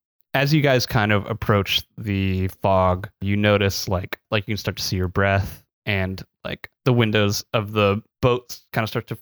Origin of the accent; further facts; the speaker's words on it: Missouri, United States; born and raised in Missouri.